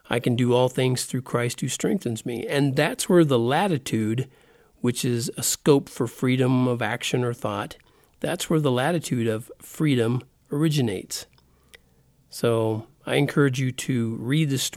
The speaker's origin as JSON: {"language": "English", "country": "United States", "tie": "born or raised there", "said": "the get-things-done attitude that I grew up in here in America"}